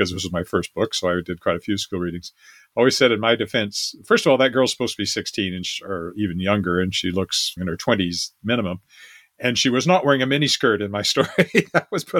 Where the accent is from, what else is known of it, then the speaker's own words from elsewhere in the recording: Weyburn, Saskatchewan, Canada; moved away; editor of my hometown newspaper. I was editor at the age of 24 of my newspaper back at Weyburn, Saskatchewan